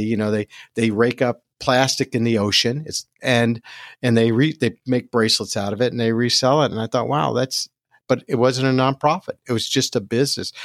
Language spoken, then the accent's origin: English; New Jersey, United States; also born or lived in Brooklyn, New York; born in Brooklyn, but raised in Jersey. So I'm a Jersey boy